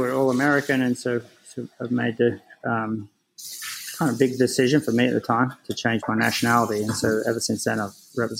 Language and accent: English; Australia; moved away as an adult; now in United States; I come over as an Australian citizen